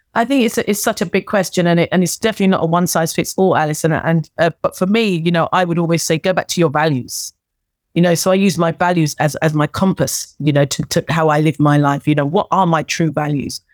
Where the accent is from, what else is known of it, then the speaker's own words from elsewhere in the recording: Wembley, London, United Kingdom; I'm a girl from Wembley who came from a working class background